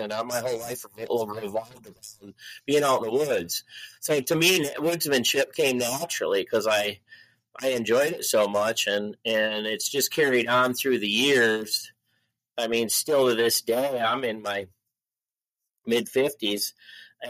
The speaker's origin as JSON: {"language": "English", "region": "Michigan", "country": "United States", "tie": "born or raised there", "moved": "as an adult", "lives_now": "Iowa, United States", "said": "I grew up in Michigan"}